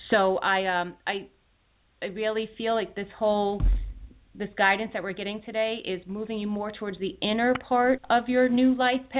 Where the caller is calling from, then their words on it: Philadelphia, Pennsylvania, United States; I'm calling from Philadelphia, PA.